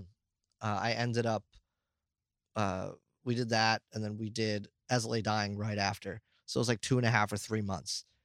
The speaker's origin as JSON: {"language": "English", "country": "United States", "said": "I'm American"}